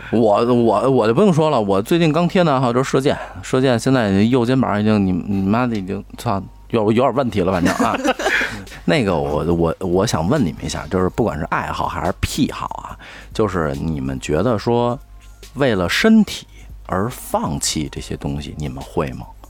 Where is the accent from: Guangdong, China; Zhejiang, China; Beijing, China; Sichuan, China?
Beijing, China; 我们家乡